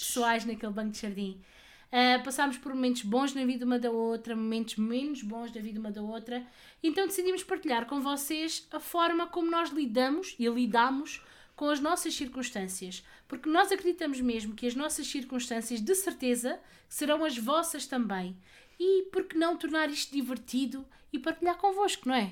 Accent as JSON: {"language": "Portuguese", "town": "Palmela", "region": "Setúbal", "country": "Portugal", "said": "tenho 33 anos e sou de Palmela"}